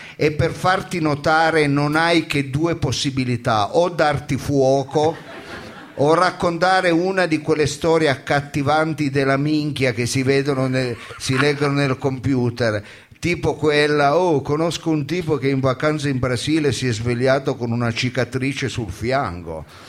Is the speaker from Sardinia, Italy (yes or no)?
no; Foggia, Apulia, Italy; io sono di Foggia